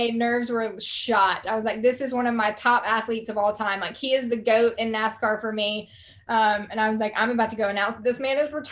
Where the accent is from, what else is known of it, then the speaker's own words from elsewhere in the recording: the South, United States; accent: Southern; between your Australian accent and my Southern accent, but it worked out well.